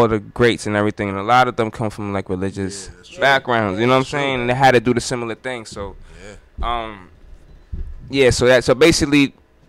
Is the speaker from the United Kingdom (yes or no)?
no; Groton, Connecticut, United States; moved away; I'm from Connecticut originally